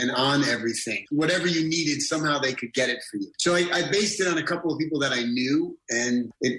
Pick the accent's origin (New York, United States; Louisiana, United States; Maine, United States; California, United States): New York, United States; I grew up in New York